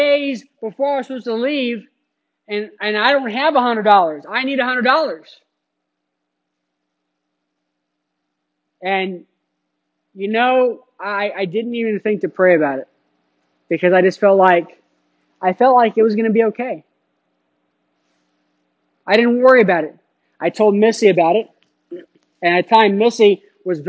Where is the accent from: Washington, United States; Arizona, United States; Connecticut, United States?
Arizona, United States; Phoenix; moved away as an adult; also born or lived in Cincinnati, Ohio; I was in Phoenix. I grew up in Phoenix